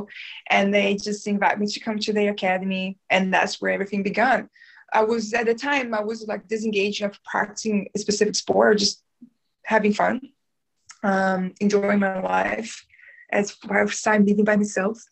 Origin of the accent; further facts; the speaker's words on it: South Region, Brazil; English is a second language; moved away as an adult; also born or lived in North Brazil; now in New Zealand; I'm Brazilian from south of Brazil.